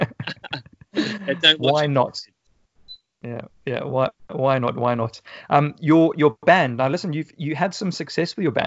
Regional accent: Johannesburg, Gauteng, South Africa; moved away; growing up in South Africa

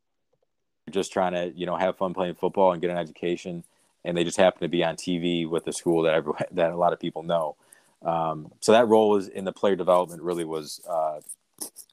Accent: Buffalo, New York, United States; also born or lived in Chicago; it was like Division I football in my hometown

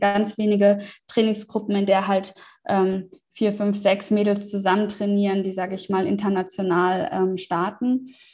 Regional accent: Germany; moved away as an adult; meinen Umzug zurück in, die in meine alte Heimat

